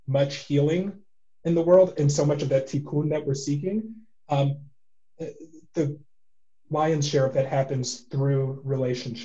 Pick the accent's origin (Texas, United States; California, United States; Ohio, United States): Texas, United States; I grew up in Texas